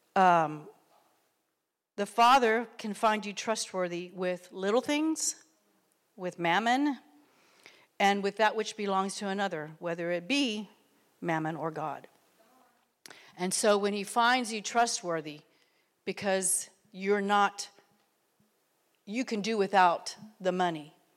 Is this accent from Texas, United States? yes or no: yes; Texas, United States; moved away; also born or lived in Oklahoma; I come from Texas and lived in Oklahoma and worked for an oil company